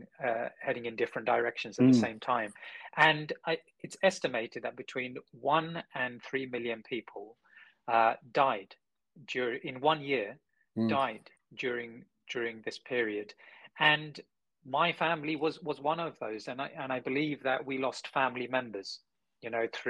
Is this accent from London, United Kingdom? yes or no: yes; London, United Kingdom; being born and raised in London